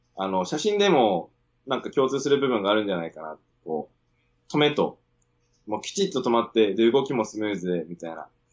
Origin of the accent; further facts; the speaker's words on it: Sendai, Miyagi, Japan; moved away as an adult; also born or lived in Sydney, Australia; 出身仙台です